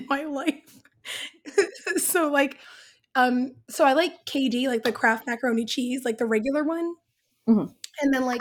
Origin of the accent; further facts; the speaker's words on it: Canada; become the bad Canadian